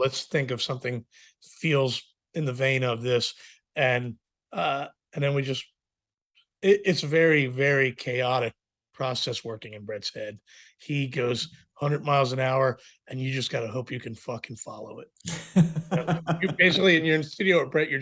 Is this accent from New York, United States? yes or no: no; Virginia, United States; I'm from Virginia, so I've always been rooted in the country music stuff